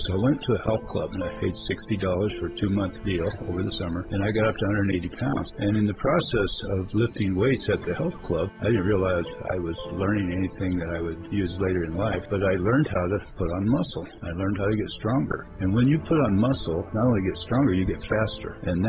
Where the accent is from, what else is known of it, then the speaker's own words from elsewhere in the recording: Arizona, United States; I'm from Arizona. Nobody knows who I am around here.